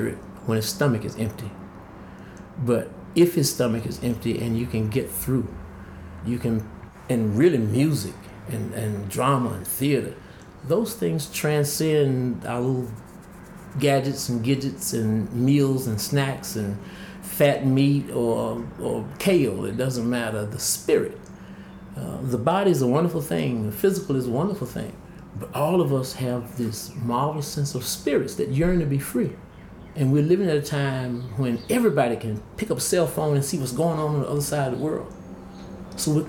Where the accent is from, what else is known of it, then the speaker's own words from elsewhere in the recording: Greensboro, North Carolina, United States; my hometown of Greensboro